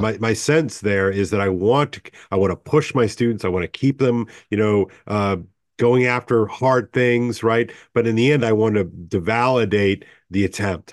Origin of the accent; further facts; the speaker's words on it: United States; I'm thoroughly American